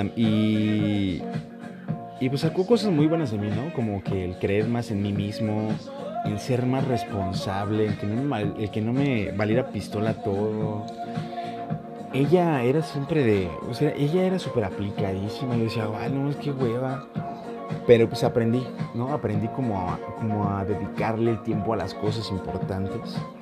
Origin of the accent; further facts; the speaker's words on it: Morelia, Michoacán, Mexico; yo soy de Morelia, Michoacán.